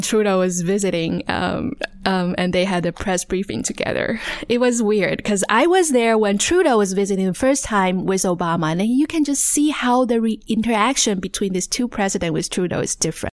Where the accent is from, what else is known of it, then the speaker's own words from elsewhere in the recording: Taichung, Taiwan; moved away as an adult; I grew up in Taiwan, Taichung actually